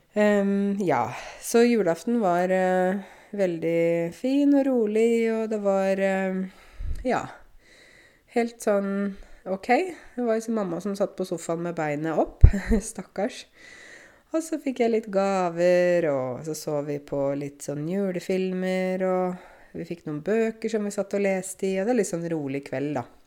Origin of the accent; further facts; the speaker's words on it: Eastern Norway, Norway; Vi, vi kommer jo fra Østlandet